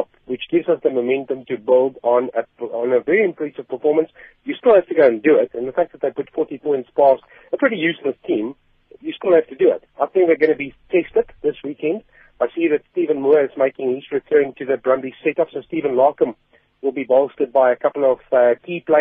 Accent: South Africa; us as South African rugby fans

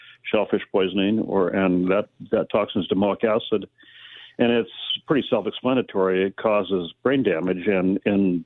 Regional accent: Aberdeen, Washington, United States; I grew up in Aberdeen.

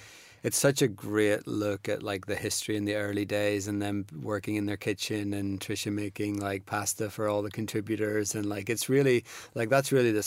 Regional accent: Belfast, Northern Ireland, United Kingdom; moved away as an adult; also born or lived in Nottingham / London; I was born in Belfast and grew up there in the 80s and 90s and moved to Nottingham to go to art school in 97

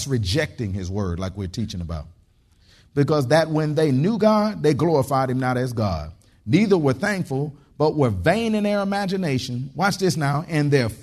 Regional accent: Detroit, Michigan, United States; now in Texas, United States; I grew up in Detroit, Michigan

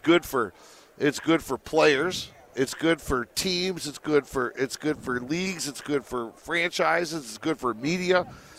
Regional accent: Detroit, Michigan, United States; moved away as an adult; now in Las Vegas, United States; I came out here, I came out here 18 years ago, so I've been out here for a while. But I'm originally from Detroit.

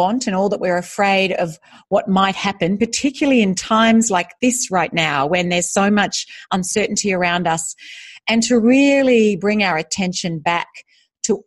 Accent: Australia; moved away as an adult; also born or lived in United States; now in Singapore; I am Australian. I'm currently living in Singapore

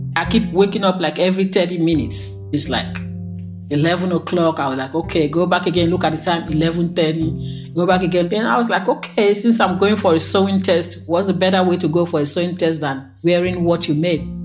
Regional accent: Nigeria; moved away as an adult; now in United States; I'm originally from Nigeria

